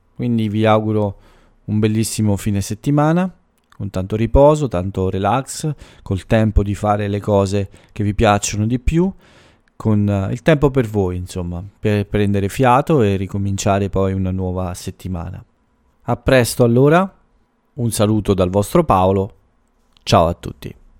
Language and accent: Italian; Italy; dal mio paese